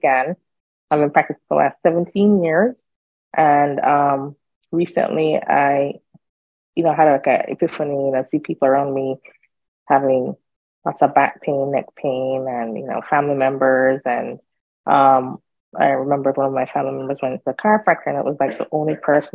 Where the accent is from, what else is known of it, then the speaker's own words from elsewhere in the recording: Jamaica; moved away as an adult; now in United States; I am Jamaican. I grew up in Jamaica